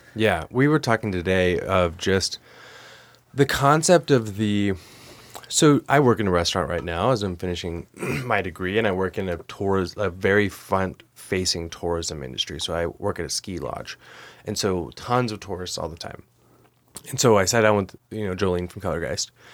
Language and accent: English; Oklahoma City, Oklahoma, United States; also born or lived in Great Falls, Montana / Billings, Montana; now in Montana, United States; I'm from Oklahoma City